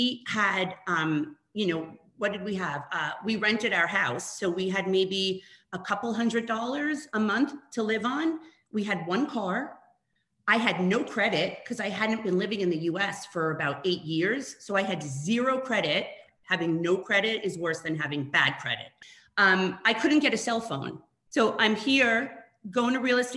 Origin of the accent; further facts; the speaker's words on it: New York, United States; moved away as an adult; also born or lived in Toronto, Canada; I'm originally from New York